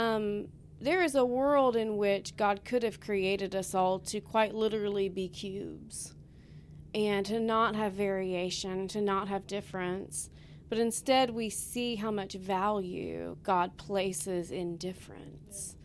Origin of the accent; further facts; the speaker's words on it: Alabama, United States; also born or lived in Texas; now in Oklahoma, United States; I am from Alabama. I came here from Texas